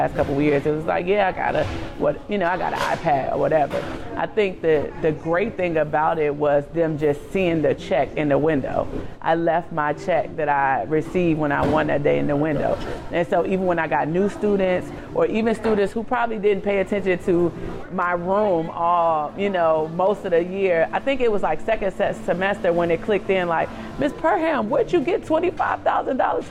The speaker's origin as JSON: {"language": "English", "town": "Chicago", "region": "Illinois", "country": "United States", "tie": "born or raised there", "moved": "as an adult", "lives_now": "Washington, D.C., United States", "said": "I'm from Chicago. I went to a predominantly white elementary school from K-8. I went to Whitney Young"}